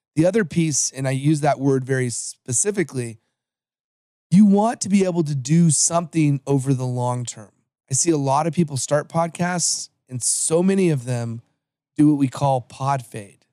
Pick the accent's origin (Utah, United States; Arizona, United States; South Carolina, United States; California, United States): California, United States; Los Angeles; also born or lived in American Samoa; I am from Los Angeles, but I was born in the island of American Samoa